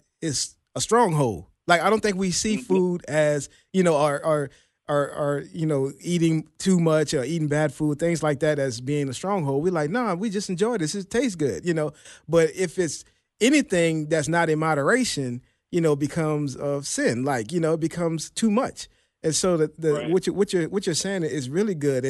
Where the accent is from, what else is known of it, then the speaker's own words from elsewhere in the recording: New Orleans, Louisiana, United States; I'm from New Orleans